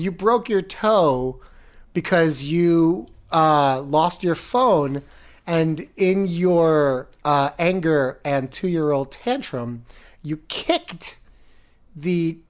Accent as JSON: {"language": "English", "region": "Florida", "country": "United States", "moved": "yes", "lives_now": "New York, United States", "said": "I come from Florida."}